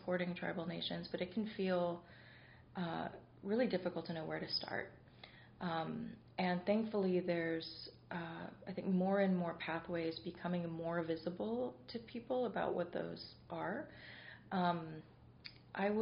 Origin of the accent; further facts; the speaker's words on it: Pittsburgh, Pennsylvania, United States; growing up in Pittsburgh